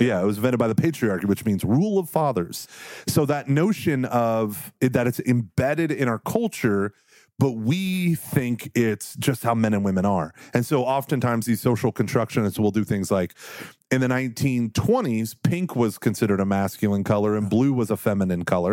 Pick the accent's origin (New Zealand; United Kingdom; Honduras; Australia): Australia; I'm an Australian